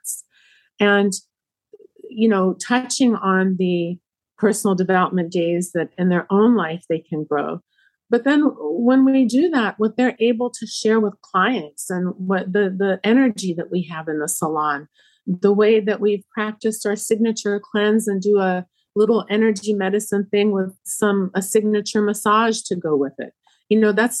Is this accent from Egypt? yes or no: yes; Egypt; now in Rockville, United States; I'm from Egypt